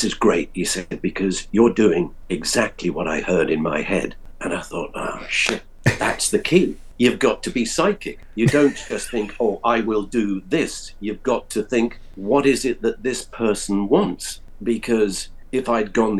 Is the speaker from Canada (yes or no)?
no; United Kingdom; being British